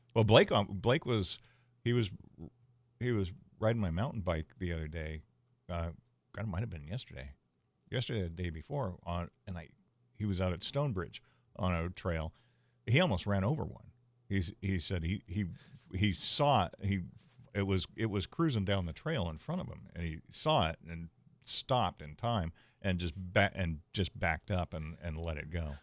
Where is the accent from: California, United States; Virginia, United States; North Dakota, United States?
California, United States; San Diego; I grew up in Bay Park, and as a kid, my neighbor and I, who was my best friend at the time, we would spend weekends in Tecolote Canyon